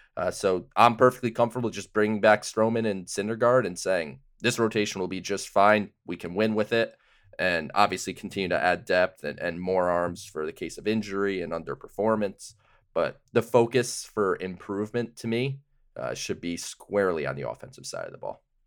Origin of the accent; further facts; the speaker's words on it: Connecticut, United States; I'm from Connecticut